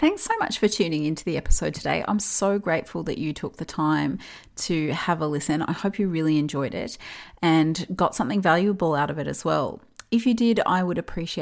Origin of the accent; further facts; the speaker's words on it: Melbourne, Victoria, Australia; I'm from Melbourne, Australia